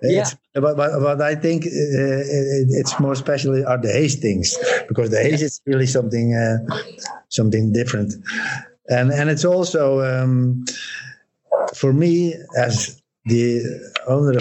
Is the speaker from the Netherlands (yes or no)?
yes; Netherlands; I'm from Holland